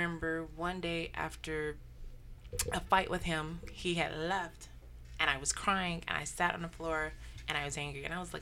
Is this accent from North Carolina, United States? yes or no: yes; Statesville, North Carolina, United States; moved away; My hometown is Statesville, North Carolina.